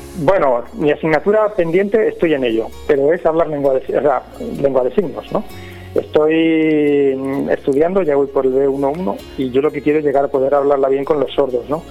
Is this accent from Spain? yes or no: yes; Petrer, Valencian Community, Spain; also born or lived in Villajoyosa; yo soy de Petrer